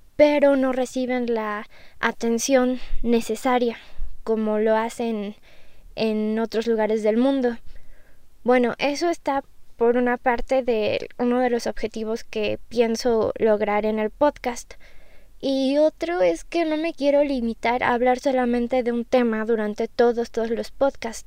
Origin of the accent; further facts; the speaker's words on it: Mexico; yo soy de México